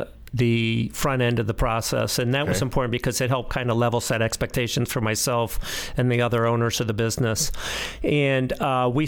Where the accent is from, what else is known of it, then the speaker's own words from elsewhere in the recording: Midwest, United States; I grew up in the Midwest